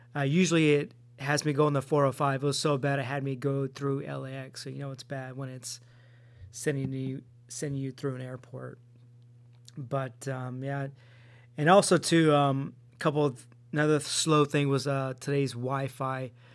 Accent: Stockton, California, United States; now in Anaheim area, United States; I go back home into my hometown in Stockton

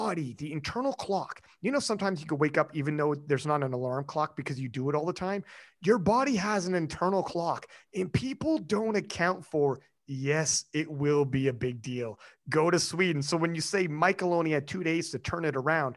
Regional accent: Canada; I'm Canadian

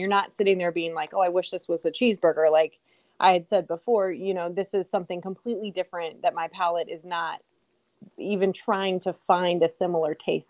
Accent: Midwest, United States; I grew up in the Midwest

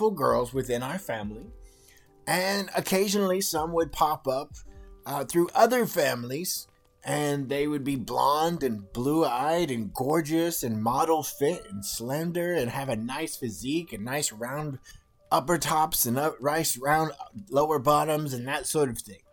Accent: California, United States; When I was a child growing up in California

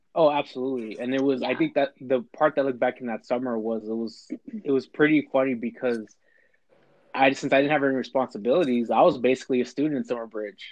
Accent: Bakersfield, California, United States; Born and raised in Bakersfield, California

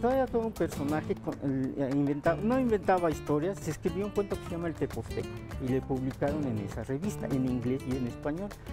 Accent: Chiconcuac, State of Mexico, Mexico; a este mi pueblo, a este mi municipio.

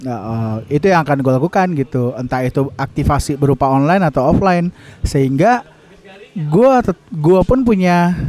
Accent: Painan, West Sumatra, Indonesia; now in Bandung, Indonesia; gue gue asal gue dari Painan Sumatera Barat uh. cuma ketika gue di kota ini ya sulit lah nggak jatuh cinta sama Bandung gitu ya

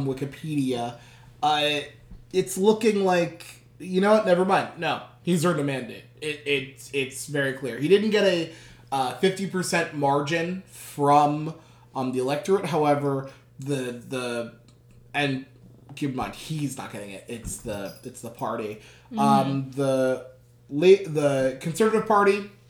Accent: United States; We are from America

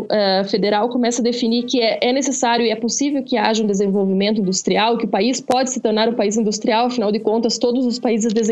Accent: Brazil; Não, porque nós somos brasileiros, nós devemos ter.

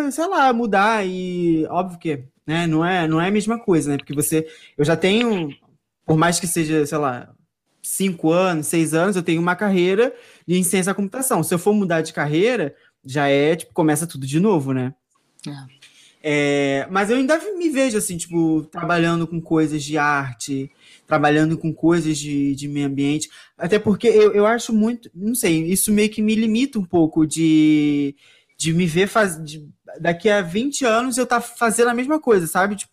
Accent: Brazil; A gente é brasileiro, né?

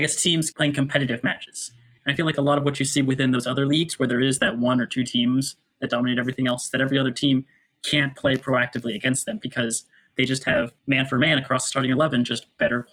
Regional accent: United States; We're also American

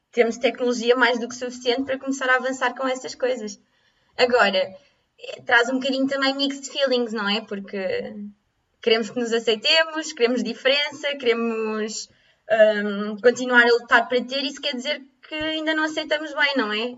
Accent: Lisbon, Portugal; moved away as an adult; also born or lived in Coimbra; Eu sou de, sou de Lisboa

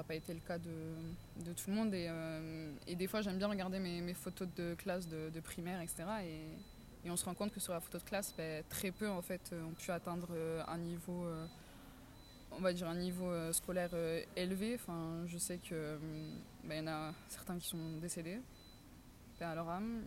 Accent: Marseille, Provence-Alpes-Côte d'Azur, France; moved away as an adult; now in Paris, France; je suis née dans le quartier de la Savine, dans le 15e arrondissement euh, de Marseille. Puis j'ai vécu pendant 11-12 ans de ma vie dans le quartier de la Visitation, dans le 14e arrondissement.

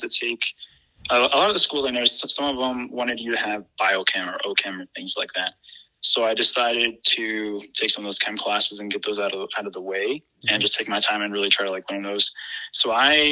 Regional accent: East Coast, United States; now in Midwest, United States; I am originally from the East Coast, moved out to like the middle of the U.S.

